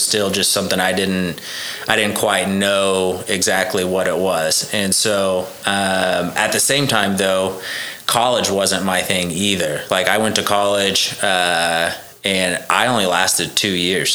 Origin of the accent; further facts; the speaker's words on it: Choctaw, Oklahoma, United States; I was born in Choctaw, Oklahoma